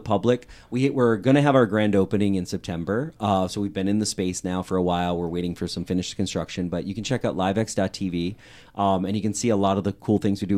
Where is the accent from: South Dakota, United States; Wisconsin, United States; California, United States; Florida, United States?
Wisconsin, United States; also born or lived in Green Bay, Wisconsin (born); as an American from Wisconsin